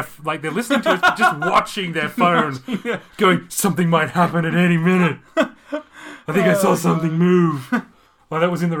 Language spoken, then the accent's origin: English; Australia; I am proud as an Australian... As a fair dinkum, ocker Aussie Australian